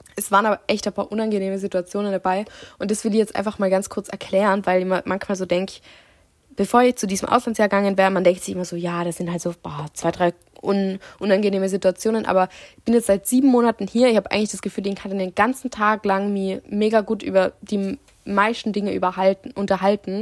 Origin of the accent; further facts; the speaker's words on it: Austria; now in Italy; ich wohne schon da, aber ich bin Österreicherin